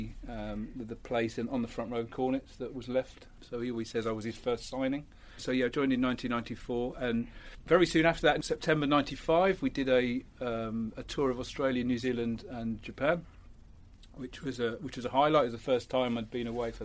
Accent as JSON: {"language": "English", "town": "Birmingham", "region": "West Midlands", "country": "United Kingdom", "tie": "born or raised there", "also_born_or_lived": "Rotherham, South Yorkshire"}